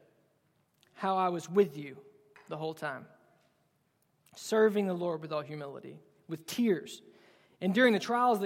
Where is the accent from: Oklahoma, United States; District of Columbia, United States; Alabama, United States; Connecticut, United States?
Alabama, United States; I'm from Alabama.